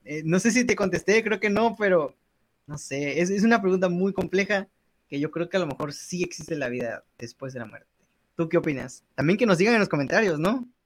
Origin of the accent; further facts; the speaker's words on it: Mexico; como buenos mexicanos